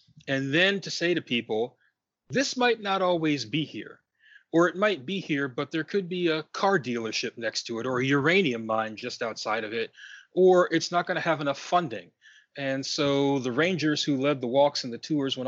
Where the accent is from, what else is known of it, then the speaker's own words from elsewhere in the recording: Washington, District of Columbia, United States; I grew up in Washington, D.C.